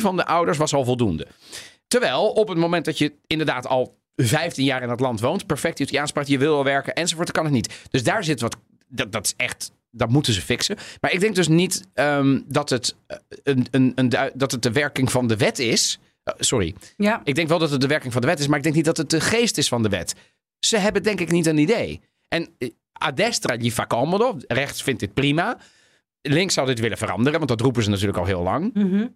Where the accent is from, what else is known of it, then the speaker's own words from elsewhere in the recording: The Hague, South Holland, Netherlands; in Den Haag toen ik opgroeide